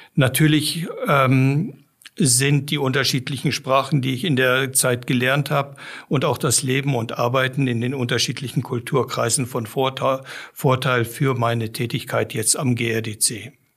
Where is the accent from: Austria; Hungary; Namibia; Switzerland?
Namibia; moved away as an adult; also born or lived in Giessen, Germany / South Africa; now in Germany; Ich bin in Namibia aufgewachsen, einem trockenen Land